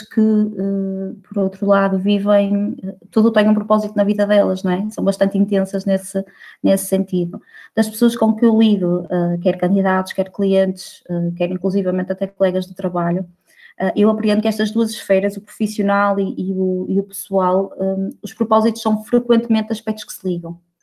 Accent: Barcelos, Norte, Portugal; also born or lived in Braga / Aveiro; now in Porto, Portugal; eu sou de Barcelos

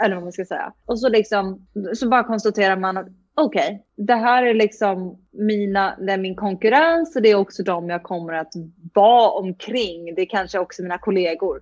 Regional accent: Sweden; moved away as an adult; also born or lived in United States; jag kom från Sverige

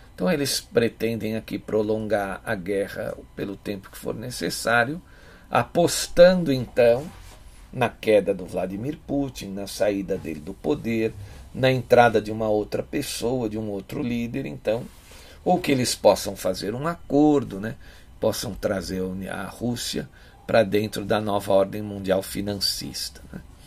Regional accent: São Paulo, Brazil; eu sou aqui de São Paulo

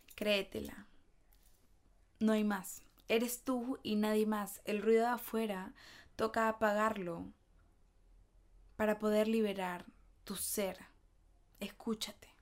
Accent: Peru; soy de Perú

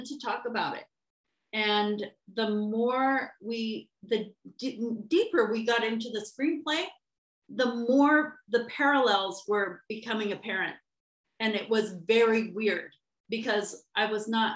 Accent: Northern California, United States; moved away as an adult; also born or lived in Sonoma, California; now in Seattle, United States; I am a transplant from Northern California.

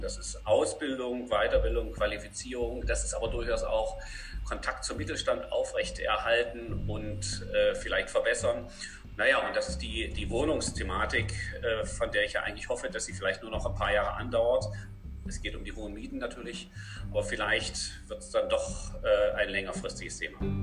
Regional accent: Germany; moved away as an adult; now in Paderborn, Germany; noch in der D D R, da bin ich ja her

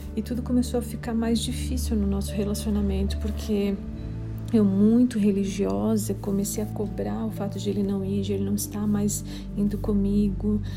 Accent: Criciúma, Santa Catarina, Brazil; sou de Criciúma, Santa Catarina.

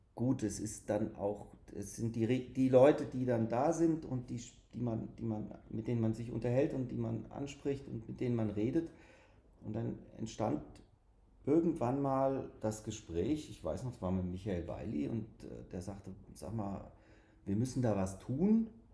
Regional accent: Hanau, Hesse, Germany; aus Hanau

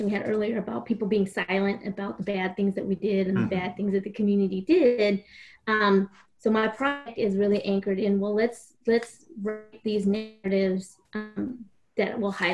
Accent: Houston, Texas, United States; I grew up in Houston

